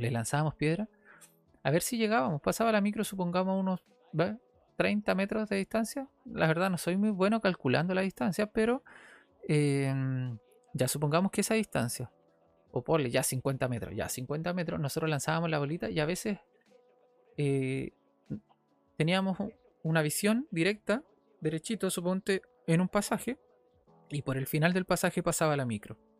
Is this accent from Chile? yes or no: yes; Viña del Mar, Valparaíso, Chile; Después me fui a Santa Julia, una casa de Santa Julia, acá en Viña del Mar